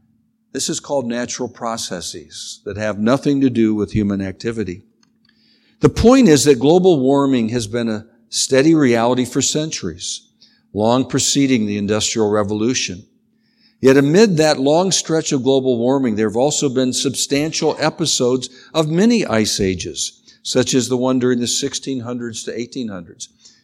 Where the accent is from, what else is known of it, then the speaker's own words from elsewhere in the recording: Ohio, United States; But I do remember growing up in Northern Ohio, right by Lake Erie.